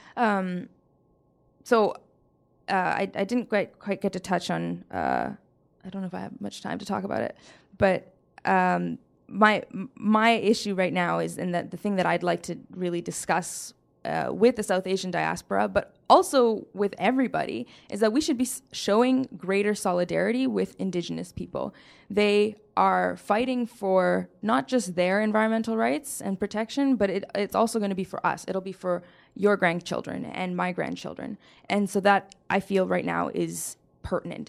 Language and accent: English; Surrey, British Columbia, Canada; also born or lived in Saskatoon; I grew up in Surrey